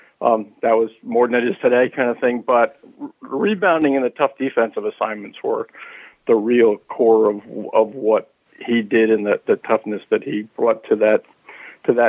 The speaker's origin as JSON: {"language": "English", "area": "Bergen County", "region": "northern New Jersey", "country": "United States", "tie": "born or raised there", "said": "I grew up in northern New Jersey"}